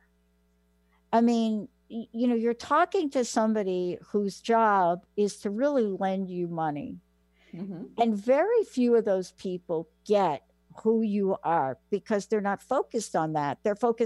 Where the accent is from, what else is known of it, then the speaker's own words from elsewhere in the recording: New York, United States; I grew up in New York